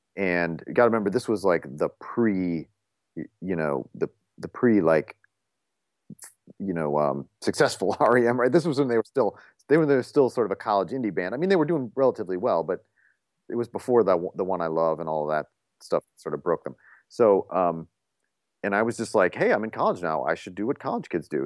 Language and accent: English; Toledo, Ohio, United States; moved away as an adult; I grew up in Toledo, Ohio.